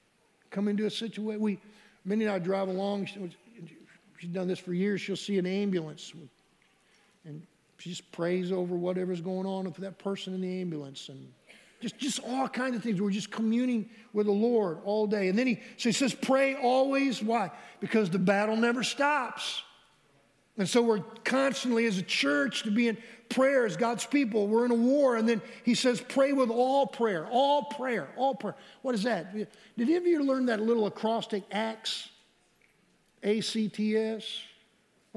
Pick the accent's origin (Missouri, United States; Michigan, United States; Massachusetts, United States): Michigan, United States; we grew up in Michigan